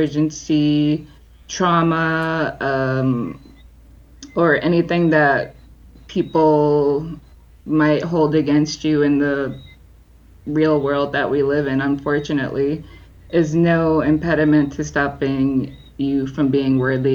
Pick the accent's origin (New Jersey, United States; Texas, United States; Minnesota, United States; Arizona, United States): New Jersey, United States; Jersey City; I grew up in Jersey City.